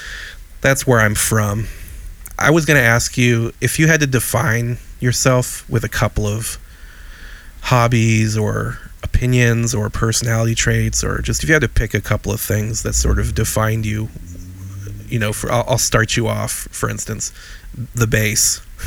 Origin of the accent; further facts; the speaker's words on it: Chicago, Illinois, United States; It's a weird one for me, because in my brain, I'm from Chicago. That's where my formative years were spent.